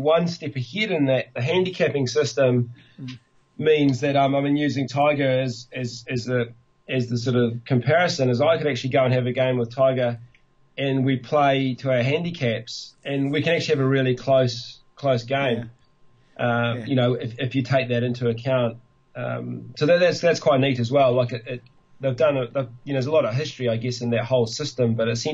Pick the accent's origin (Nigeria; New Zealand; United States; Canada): New Zealand; Tasman; Tasman because that's my hometown